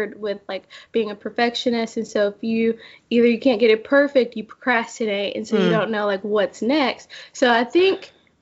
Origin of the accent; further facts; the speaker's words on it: Memphis, Tennessee, United States; also born or lived in Jackson; I grew up in Memphis, and then I moved away for about 2 years, not far, to Jackson.